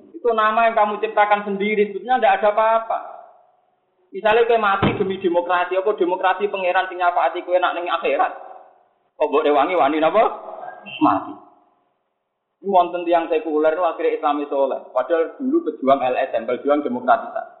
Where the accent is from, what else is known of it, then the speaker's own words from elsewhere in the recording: Java, Indonesia; kulo sebagai orang Jawa